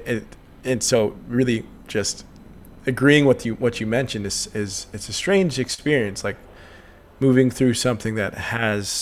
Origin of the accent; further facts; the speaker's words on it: Texas, United States; moved away as an adult; now in Nashville, United States; I'm originally from Texas, but I've been out here for about 10 months, coming on 11 months, and it's quickly become home.